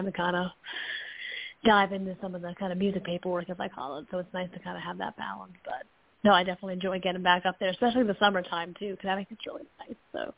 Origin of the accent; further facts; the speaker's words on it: Fairfield, Connecticut, United States; moved away; I'm from Connecticut originally, so it definitely is like a plane ride or a full day of driving away to get back home